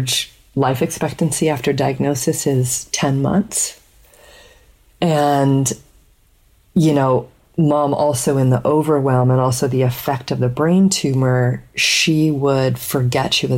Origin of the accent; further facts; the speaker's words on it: Colorado, United States; we grew up in Colorado